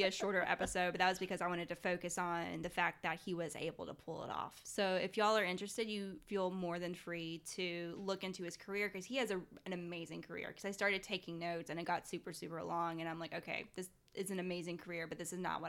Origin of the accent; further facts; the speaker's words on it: Chattanooga, Tennessee, United States; I was born right outside of Chattanooga.